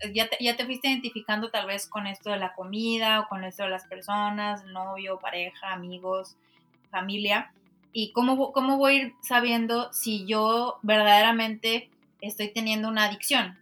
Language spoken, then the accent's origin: Spanish; Mexico; como mexicanos